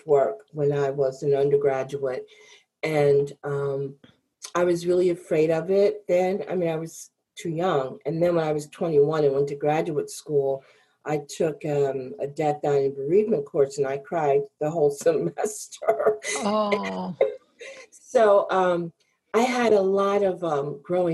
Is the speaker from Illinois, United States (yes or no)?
yes; Chicago, Illinois, United States; I grew up in the Chicago area